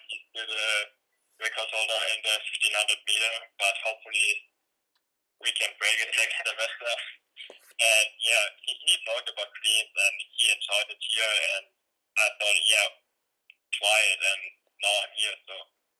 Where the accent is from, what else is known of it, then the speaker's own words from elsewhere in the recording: Karlsruhe, Baden-Württemberg, Germany; now in North Carolina, United States; I'm from the southwest of Germany. The city is called Karlsruhe, near Stuttgart and Frankfurt.